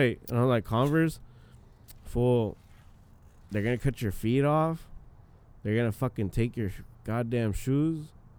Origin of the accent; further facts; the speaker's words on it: Michoacán, Mexico; moved away; We're from Michoacan.